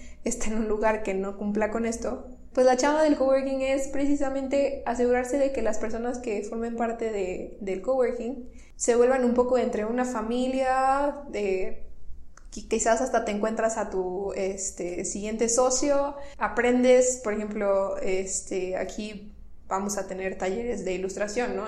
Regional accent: Tamaulipas, Mexico; moved away as an adult; also born or lived in Monterrey, Nuevo León; soy norteña, nací en Tamaulipas

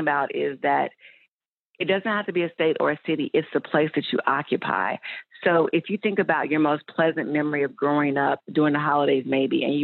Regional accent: Louisville, Kentucky, United States; also born or lived in Atlanta; I'm from Louisville, Kentucky, but Atlanta is my spiritual home.

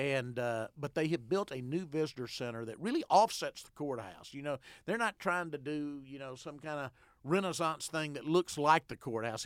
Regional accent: Arkadelphia, Arkansas, United States; I was born and raised in Arkadelphia

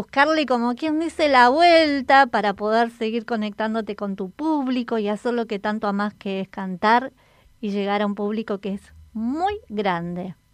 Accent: Peru; moved away as an adult; now in Campana, Argentina; Sí, yo soy peruana, eh, tengo acá cuatro años

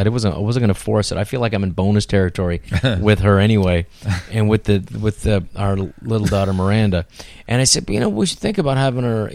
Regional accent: San Francisco, California, United States; I grew up in San Francisco

